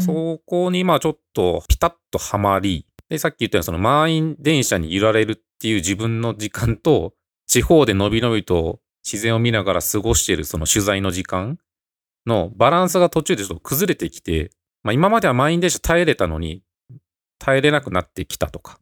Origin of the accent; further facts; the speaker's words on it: Osaka, Japan; moved away as an adult; also born or lived in Tokyo; now in Nagano, Japan; 僕がその大阪で生まれ育った